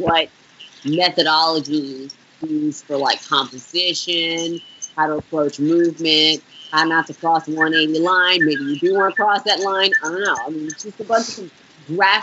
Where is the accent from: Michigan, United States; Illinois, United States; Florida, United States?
Florida, United States; Orlando; also born or lived in Bronx, New York; where that's where I grew up, Orlando, Florida.